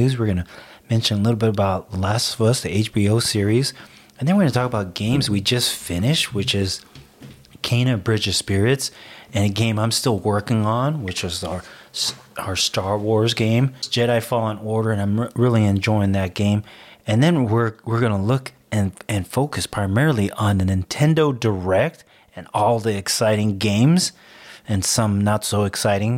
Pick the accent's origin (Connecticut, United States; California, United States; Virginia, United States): California, United States; We're from Cali